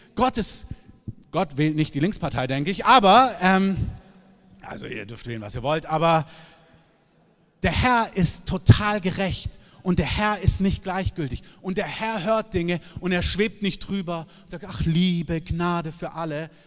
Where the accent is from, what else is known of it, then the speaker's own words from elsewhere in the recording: Southern Germany, Germany; now in Berlin, Germany; ich komme aus Süddeutschland